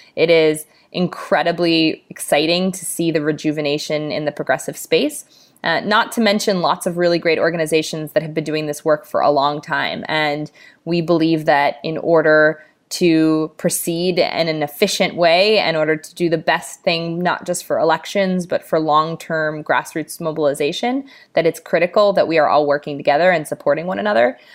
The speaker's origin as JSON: {"language": "English", "town": "Los Angeles", "region": "California", "country": "United States", "tie": "born or raised there", "said": "my hometown in Los Angeles, California"}